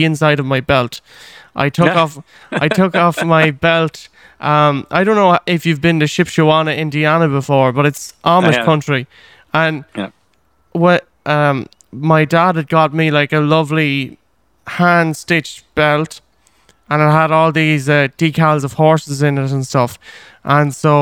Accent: Ireland; even when I was growing up here, like I mentioned earlier, I didn't really embrace being Irish at all

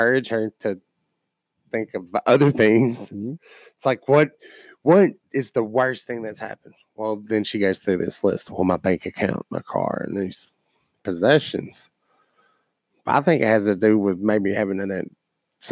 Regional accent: Kentucky, United States; I'm from Kentucky

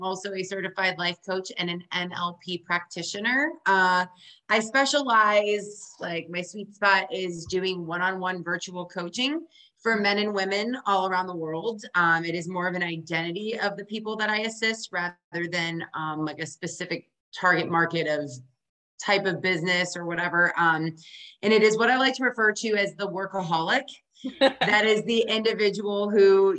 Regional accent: Ohio, United States; now in Austin, United States; I grew up in Ohio

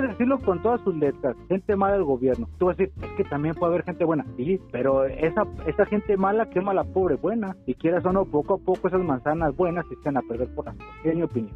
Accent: Mexico; yo siendo mexicano

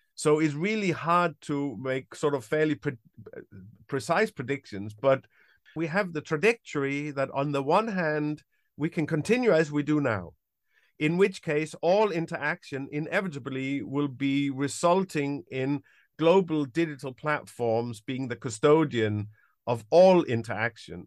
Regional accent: Denmark; moved away as an adult; now in United Kingdom; I'm originally from Denmark. I've, uh, lived in the U K since around nineteen ninety-five, ninety-six

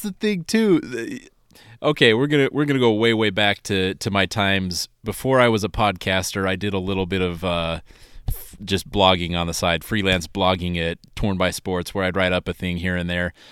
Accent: Utah, United States; growing up in Utah.

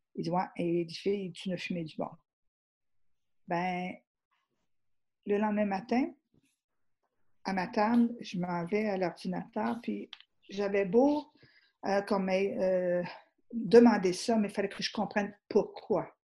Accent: Rivière-du-Loup, Quebec, Canada; je ne suis même pas anglophone, je ne suis pas, je, je suis de la Rivière-du-Loup

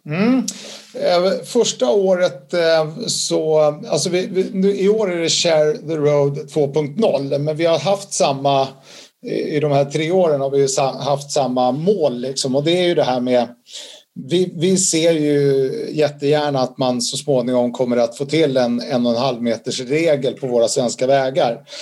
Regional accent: Sweden; Jag har ju två italienska föräldrar, även om jag är född i Sverige så har jag en stark koppling till Italien

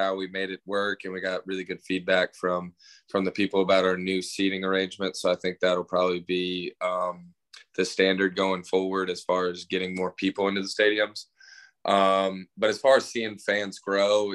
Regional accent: Richmond Hill, Georgia, United States; also born or lived in Texas; I'm from a small town called Richmond Hill, which is about 30, 45 minutes south of Savannah

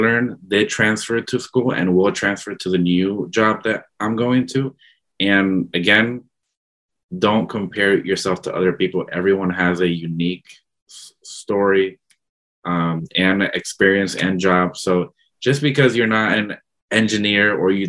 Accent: Florida, United States; moved away as an adult; now in Madison, United States; I was coming from Florida. That's where I grew up. That's where I've been my entire life.

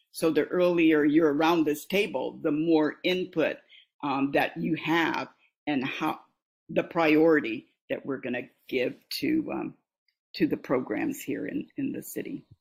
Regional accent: Des Moines, Iowa, United States; the era in which I grew up in Des Moines

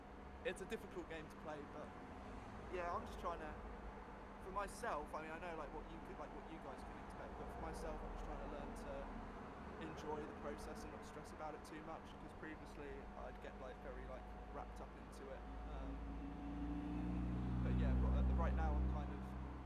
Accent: United Kingdom; we're British

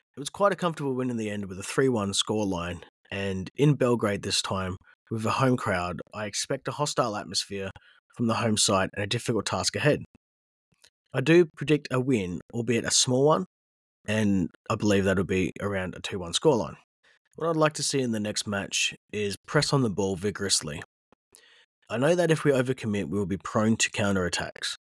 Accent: Australia; I am Australian

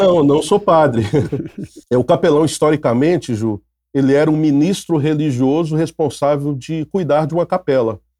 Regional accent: Minas Gerais, Brazil; moved away as an adult; now in Rio de Janeiro, Brazil; sou mineiro, é, mineiroca, né? Mineiro, mas que moro no Rio há 22 anos

